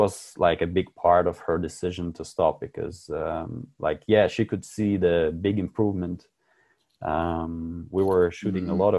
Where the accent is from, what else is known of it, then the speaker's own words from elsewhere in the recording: Latvia; first language Russian; English is a second language; moved away as an adult; now in the Alps; I'm from Latvia